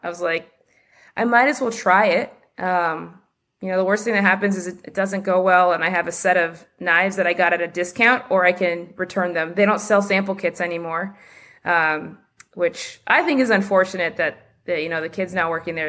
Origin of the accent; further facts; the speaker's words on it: Los Angeles, California, United States; I grew up just near Dodger Stadium, not far from downtown L A in, in Mount Washington